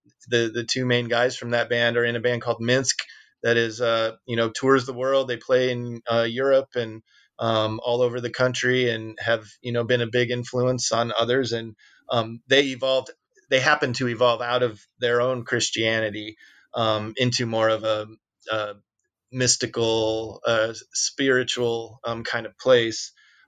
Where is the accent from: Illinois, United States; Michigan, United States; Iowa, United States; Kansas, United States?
Illinois, United States; Peoria; But of course, you know, we came from Peoria and, you know, I think talking about the missed opportunities and the lack of infrastructure to do what we did, is just as interesting as a thriving scene